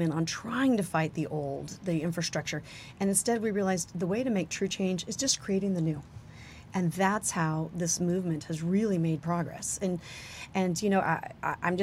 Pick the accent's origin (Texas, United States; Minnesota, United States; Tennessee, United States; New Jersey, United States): Texas, United States; El Paso; I'm from El Paso